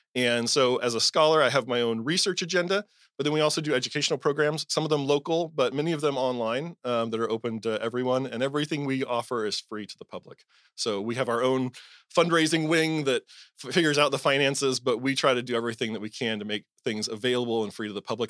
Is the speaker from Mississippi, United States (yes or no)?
no; Southern California, United States; I was raised evangelical in Southern California